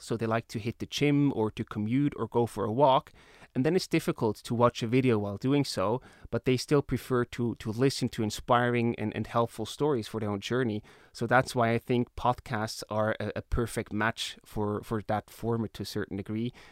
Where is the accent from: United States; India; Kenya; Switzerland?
Switzerland; Emmental Valley, Bern; I grew up in the Emmental Valley